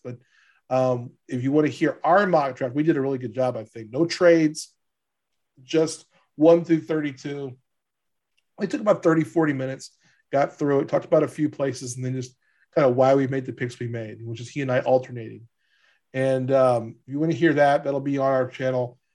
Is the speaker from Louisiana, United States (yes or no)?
yes; Hammond, Louisiana, United States; this is my hometown shout out a little bit.